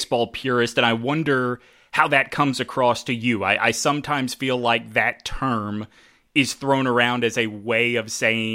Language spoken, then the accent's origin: English; Mobile, Alabama, United States; I grew up in Mobile, Alabama